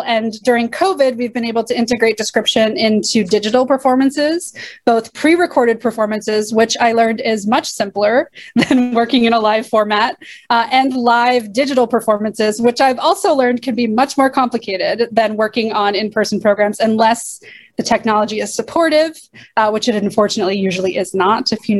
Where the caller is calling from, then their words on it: Arlington, Massachusetts, United States; I am zooming in from Arlington, Massachusetts, which is on the unceded ancestral land of the Massachusetts and Pawtucket peoples.